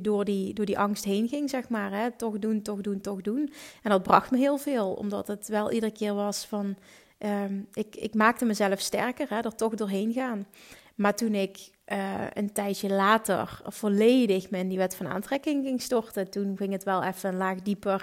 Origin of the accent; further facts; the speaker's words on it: Limburg, Netherlands; Ik kom uit Limburg